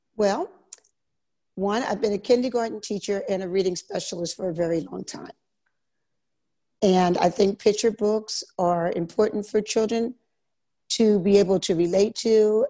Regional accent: Philadelphia, Pennsylvania, United States; moved away as an adult; also born or lived in Virginia / Germany / Korea; now in Italy; I'm from Philadelphia, Pennsylvania, mm-hmm. and I went to school there.

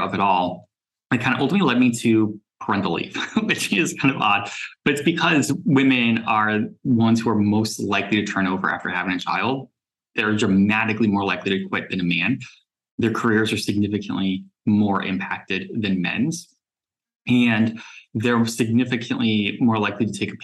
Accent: South Florida, United States; moved away as an adult; also born or lived in New York; I grew up in South Florida, moved to New York after college

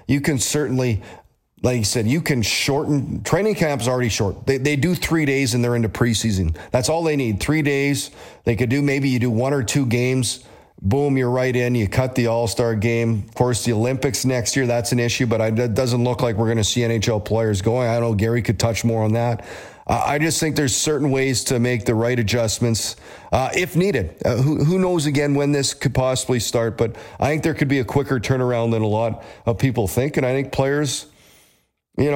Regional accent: Canada; Growing up in Canada

